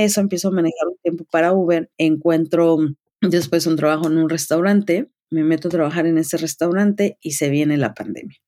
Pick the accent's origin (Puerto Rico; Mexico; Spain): Mexico; Tlaxcala; moved away as an adult; also born or lived in Windsor, Canada; now in Toronto, Canada; Yo soy de la ciudad de Tlaxcala, en México